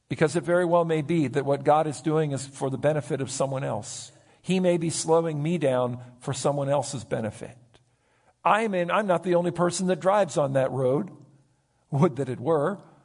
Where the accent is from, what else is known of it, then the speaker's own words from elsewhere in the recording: United States; my right as an American citizen